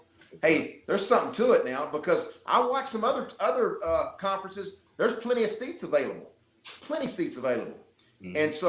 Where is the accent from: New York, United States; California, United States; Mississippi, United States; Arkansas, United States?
Arkansas, United States; Little Rock; I was born and raised in Little Rock, Arkansas.